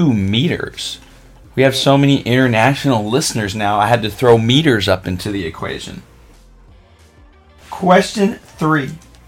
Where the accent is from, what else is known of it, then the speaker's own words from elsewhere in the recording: Oregon, United States; moved away; I grew up in Oregon. I've lived other places